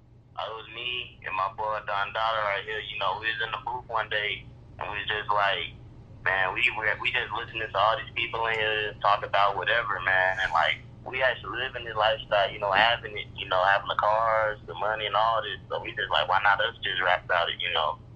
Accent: Georgia, United States; I'm from Southside. I'm from Georgia

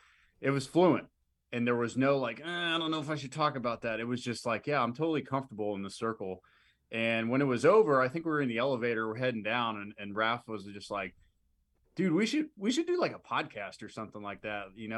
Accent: Pittsburgh, Pennsylvania, United States; I'll be 35 next month, and I'm originally from Pittsburgh, Pennsylvania.

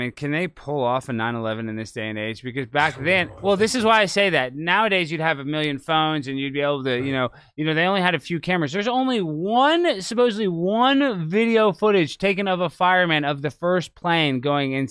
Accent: Dallas, Texas, United States

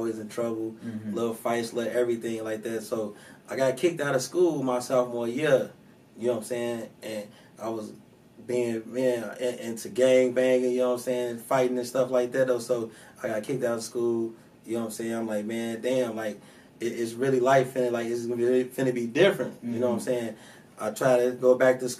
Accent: Chicago, Illinois, United States; I'm from Chicago, Illinois, man, Southside, Inglewood, you know? One of the worst parts of Chicago

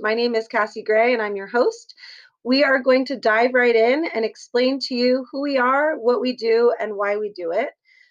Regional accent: San Jose, California, United States; I grew up in San Jose, California

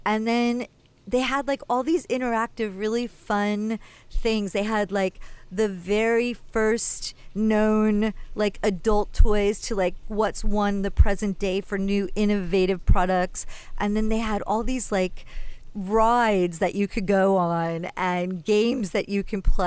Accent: New Jersey, United States; Zach and I grew up in Jersey.

